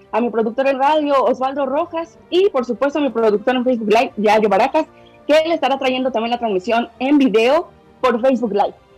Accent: Mexico; soy mexicano

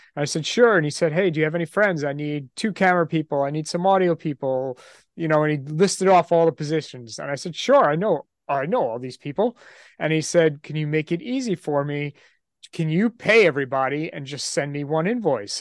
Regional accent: just outside New York City, United States; I'm from New York, uh, just outside New York City

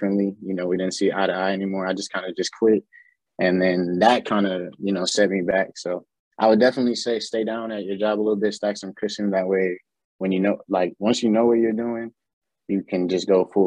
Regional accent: Panama; now in Austin, United States; I'm from Panama

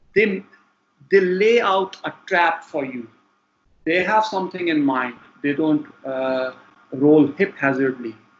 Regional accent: Lahore, Punjab, Pakistan; moved away as an adult; also born or lived in Canada; now in Islamabad, Pakistan; I am from Lahore uh, in Punjab, Pakistan

